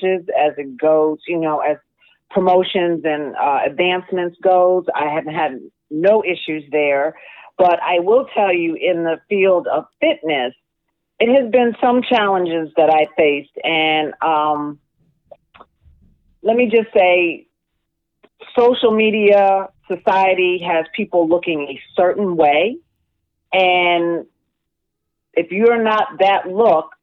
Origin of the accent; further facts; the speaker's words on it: Massachusetts, United States; moved away as an adult; also born or lived in New York City, New York; now in Washington D.C. area, United States; So I was born and raised in New York City, but lived in Massachusetts most of my life. I went to school in Massachusetts